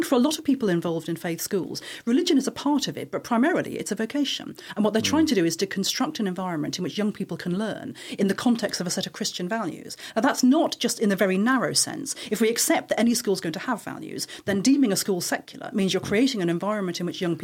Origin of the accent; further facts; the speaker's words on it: United Kingdom; also born or lived in Dublin, Ireland; I was born in Dublin, but I grew up in this country